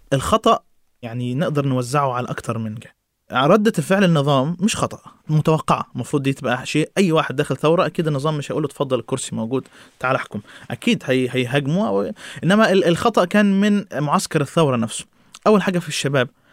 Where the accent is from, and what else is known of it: Egypt